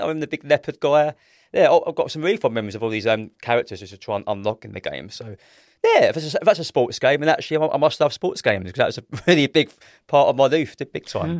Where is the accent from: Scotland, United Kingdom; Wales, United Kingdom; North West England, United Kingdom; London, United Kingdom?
London, United Kingdom; I'm thirty-five years old. I'm from South East London